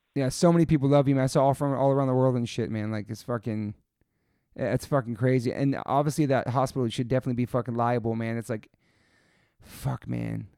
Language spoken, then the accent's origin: English; East Coast, United States; now in California, United States; growing up in the East Coast